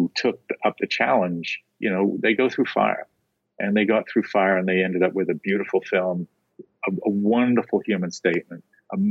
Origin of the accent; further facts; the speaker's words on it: England, United Kingdom; moved away; as an Englishman